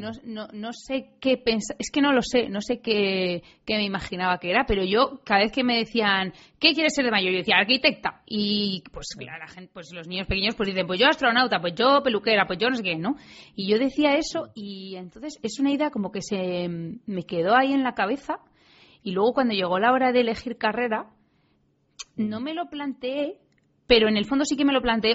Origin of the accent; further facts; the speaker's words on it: Madrid, Community of Madrid, Spain; yo nací en Madrid, en el centro además